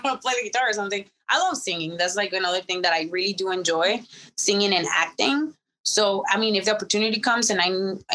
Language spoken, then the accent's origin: English; Mexico; now in United States; I was born in Mexico, born and raised in Mexico, but all my success happened in America and I am an American citizen